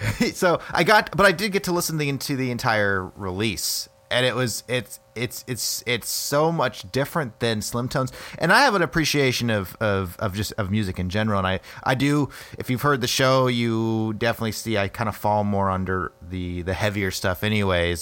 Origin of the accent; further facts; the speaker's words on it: United States; now in Des Moines, United States; I grew up in the Quad Cities originally